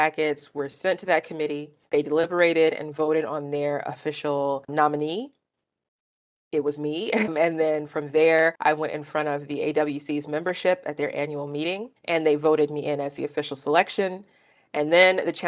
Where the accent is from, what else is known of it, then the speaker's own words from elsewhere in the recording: Birmingham, Alabama, United States; my personal history growing up in Birmingham